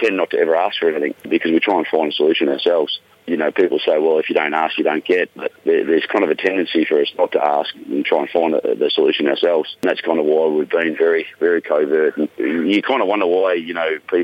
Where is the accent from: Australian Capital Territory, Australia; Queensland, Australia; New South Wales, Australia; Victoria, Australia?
Queensland, Australia; Mount Isa; I grew up out west in Mount Isa and Kalkadoon country